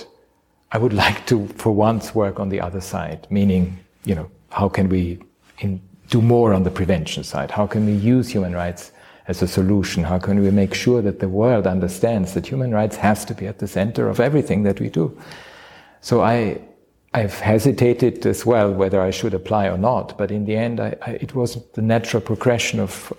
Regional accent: Austria; moved away; as I was growing up in Austria

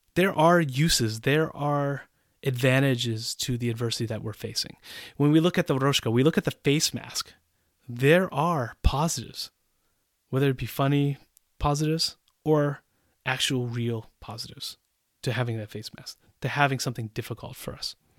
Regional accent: United States; moved away as an adult; also born or lived in Central Europe; now in Czech Republic

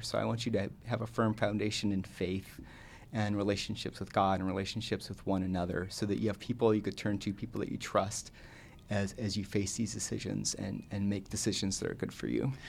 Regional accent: Southern California, United States; I grew up in Southern California.

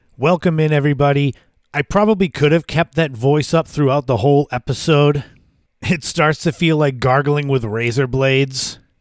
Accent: Massachusetts, United States; my home state, the state of Massachusetts

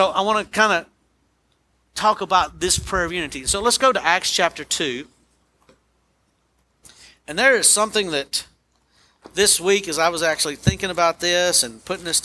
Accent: United States; American Christians

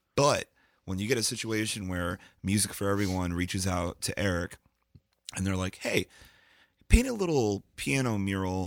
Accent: Lancaster, Pennsylvania, United States; also born or lived in Brooklyn, New York; when I moved from Brooklyn to Lancaster

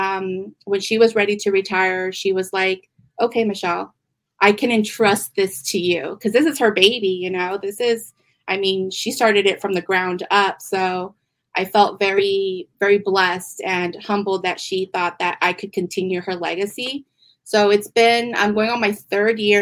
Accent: San Diego, California, United States; I am originally from San Diego, and I've always been in retail

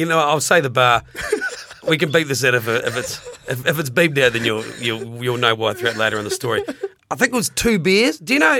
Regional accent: Invercargill, Southland, New Zealand

